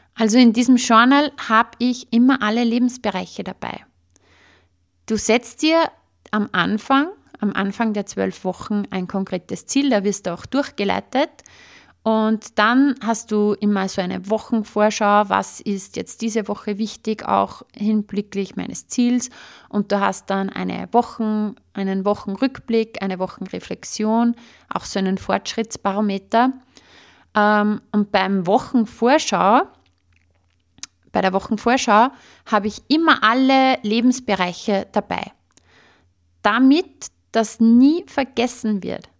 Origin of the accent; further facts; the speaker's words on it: Upper Austria, Austria; bei uns in Oberösterreich sagt man Watschen